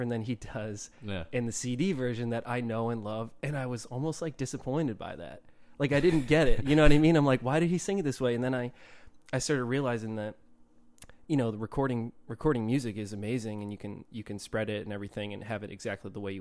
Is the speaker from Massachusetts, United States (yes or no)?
yes; Milford, Massachusetts, United States; also born or lived in Rhode Island; I grew up in a town called Milford, Massachusetts